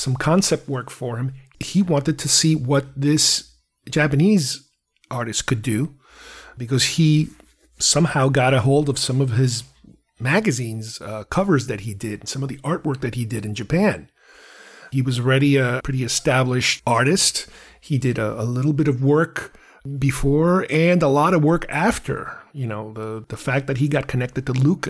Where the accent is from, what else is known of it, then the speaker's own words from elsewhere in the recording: Uruguay; I'm from Uruguay